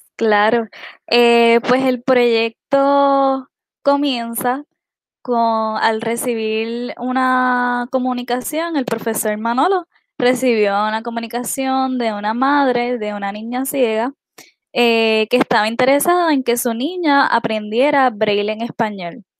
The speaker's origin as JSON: {"language": "Spanish", "town": "Utuado", "country": "Puerto Rico", "said": "soy del pueblo de Utuado."}